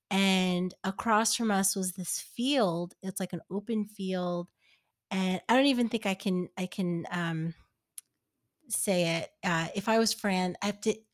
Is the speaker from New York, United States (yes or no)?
yes; New York, United States; And I yeah, and I I grew up in New York. I I've never experienced that.